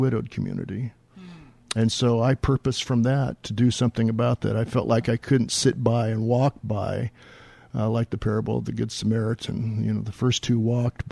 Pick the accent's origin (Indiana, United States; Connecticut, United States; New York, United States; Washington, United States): Washington, United States; Kent; also born or lived in Wichita, Kansas / California; Down in Kent, in the Kent area